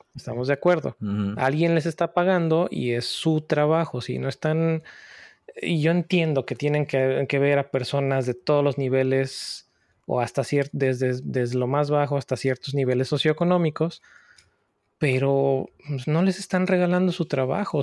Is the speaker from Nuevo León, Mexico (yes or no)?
no; Puebla, Mexico; moved away; también soy de Puebla, de México.